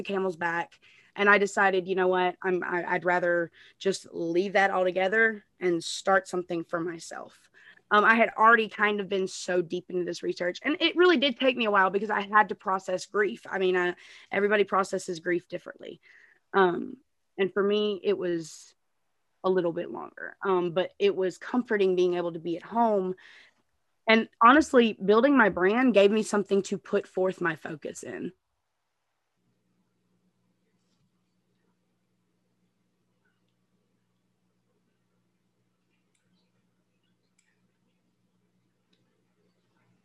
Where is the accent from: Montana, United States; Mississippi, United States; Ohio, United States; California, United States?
Mississippi, United States; Jackson; I'm from Jackson, Mississippi